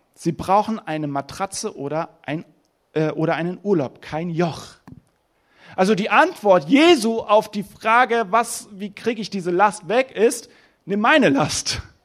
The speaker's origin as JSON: {"language": "German", "country": "Germany", "said": "in meiner Heimat. Deutschland ist wunderschön"}